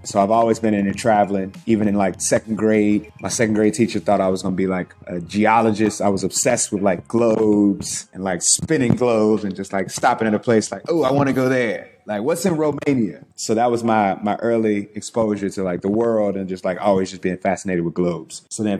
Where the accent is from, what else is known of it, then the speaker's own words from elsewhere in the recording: United States; moved away as an adult; also born or lived in China; as an American, as a person from the States, as an African-American especially.